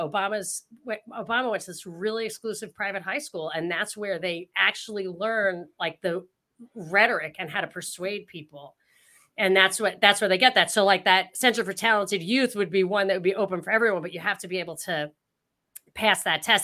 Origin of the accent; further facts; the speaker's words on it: upstate New York, United States; I'm not from Brooklyn, I'm from upstate, like, not very far upstate. I still got the accent a little bit